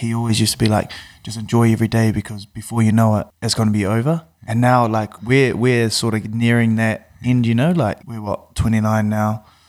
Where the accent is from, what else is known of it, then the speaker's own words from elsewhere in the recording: Wellington, New Zealand; I'm obviously from Wellington